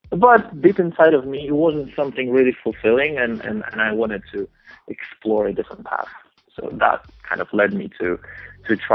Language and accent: English; Poland; English is a second language; when I was growing up in Poland, I, I, I watched a lot of uh, television channels and, and shows and music in English